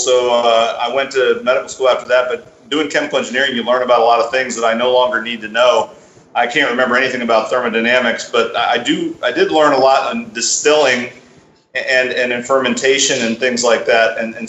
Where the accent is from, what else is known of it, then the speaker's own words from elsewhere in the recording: Charlotte, North Carolina, United States; now in Daufuskie Island, United States; I grew up in Charlotte, and we always went to the South Carolina beaches.